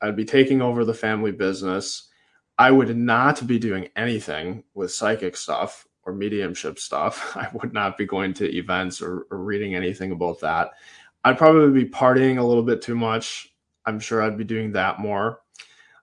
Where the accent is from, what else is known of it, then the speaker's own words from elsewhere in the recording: Manitowoc, Wisconsin, United States; I'm from Manitowoc, Wisconsin